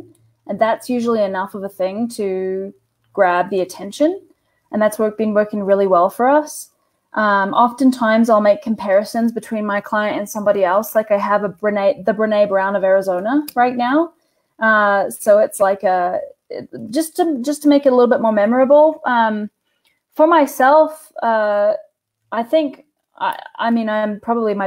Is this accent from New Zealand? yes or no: yes; New Zealand; I'm a lesbian from New Zealand